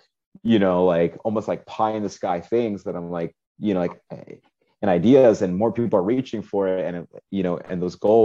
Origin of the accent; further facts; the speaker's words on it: Ohio, United States; now in Miami, United States; me growing up in Ohio.